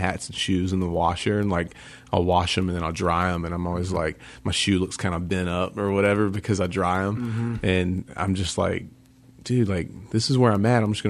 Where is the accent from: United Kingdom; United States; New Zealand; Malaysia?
United States; Greenville, South Carolina; Greenville, South Carolina. And there was some point I had a few friends that were Christians, and I grew up in the South where everybody thinks they're Christian just because it's the Bible Belt.